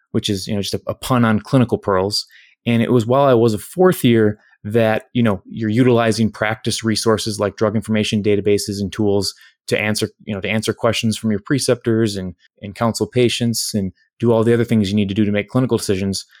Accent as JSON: {"language": "English", "town": "Winona", "region": "Minnesota", "country": "United States", "tie": "born or raised there", "said": "my hometown of Winona"}